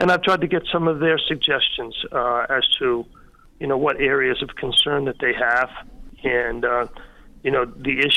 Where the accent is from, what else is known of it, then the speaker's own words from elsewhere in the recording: Long Island, New York, United States; I'm a kid from Long Island who went to state school